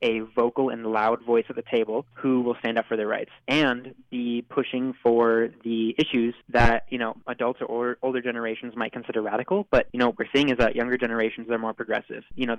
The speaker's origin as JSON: {"language": "English", "town": "Madison", "region": "Wisconsin", "country": "United States", "tie": "born or raised there", "said": "growing up in Madison"}